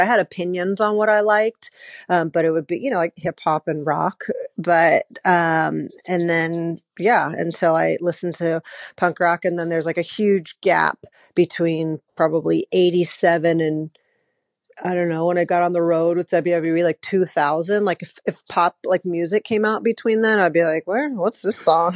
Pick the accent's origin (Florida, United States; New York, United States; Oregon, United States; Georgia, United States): Georgia, United States; Atlanta; I grew up in Atlanta